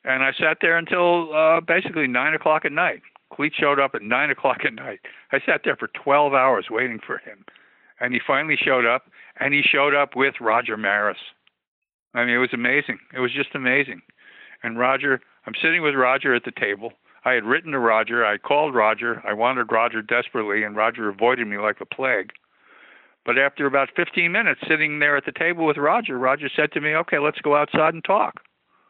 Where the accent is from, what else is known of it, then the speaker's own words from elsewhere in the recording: Stamford, Connecticut, United States; I grew up in Stamford, Connecticut, which was a sort of a stone's throw from Yankee Stadium.